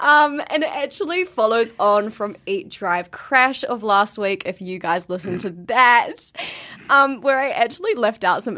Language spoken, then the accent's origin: English; Blenheim, Marlborough, New Zealand; Like, Tom's from Auckland and I'm from Blenheim.